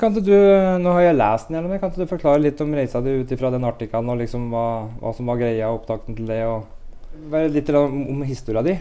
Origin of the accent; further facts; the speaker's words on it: Brumunddal, Innlandet, Norway; moved away; jeg er fra Brumunddal, har vokst opp med …, …